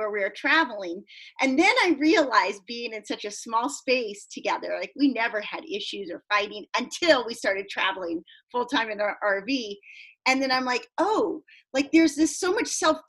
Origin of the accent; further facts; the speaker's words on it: San Diego, California, United States; my hometown of San Diego